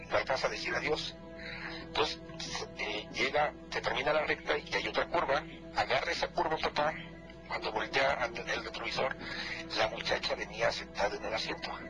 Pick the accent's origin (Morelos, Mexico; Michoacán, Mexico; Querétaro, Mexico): Morelos, Mexico; now in Toluca, Mexico; nosotros por cuestiones de trabajo radicamos aquí en Toluca, pero somos del estado de Morelos